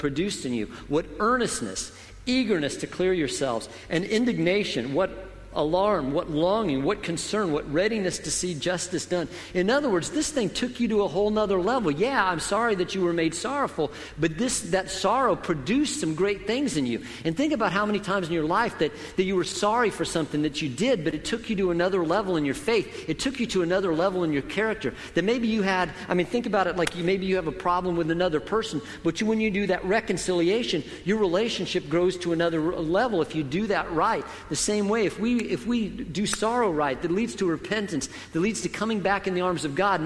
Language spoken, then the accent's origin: English; Colorado, United States; moved away; I grew up in Colorado